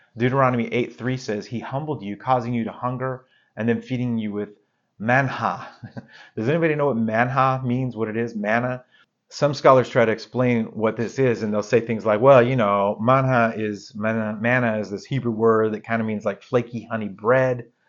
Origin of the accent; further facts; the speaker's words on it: Arizona, United States; where I grew up in Arizona